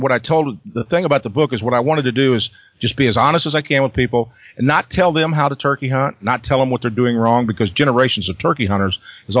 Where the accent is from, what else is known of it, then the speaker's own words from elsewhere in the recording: Missouri Ozarks, United States; I'm from the Missouri Ozarks. I grew up on my grandpa's farm, and we lived in that area my entire life.